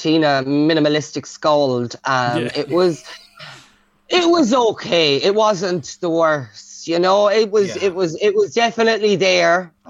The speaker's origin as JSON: {"language": "English", "country": "Ireland", "also_born_or_lived": "Cork", "accent": "Cork twang", "said": "I spent 3 years in Cork, and honestly, to this day, if I, after a couple of whiskies, the Cork twang just falls out of me, even though I'm from Mill."}